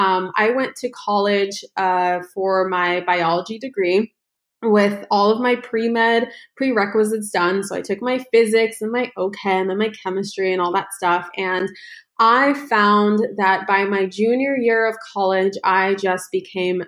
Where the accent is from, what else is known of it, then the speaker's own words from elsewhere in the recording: United States; also born or lived in Ukraine / Los Angeles; We came to the United States when I was just 1 year old